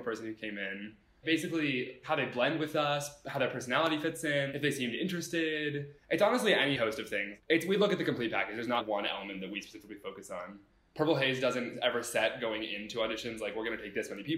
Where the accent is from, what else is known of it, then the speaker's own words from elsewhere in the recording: Columbus, Ohio, United States; I'm from Columbus, Ohio